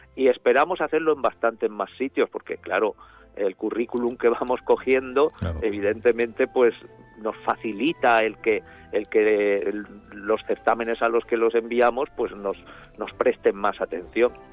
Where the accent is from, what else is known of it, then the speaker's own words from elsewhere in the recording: Alzira, Valencian Community, Spain; somos o los valencianos de Alcira o los de Alcira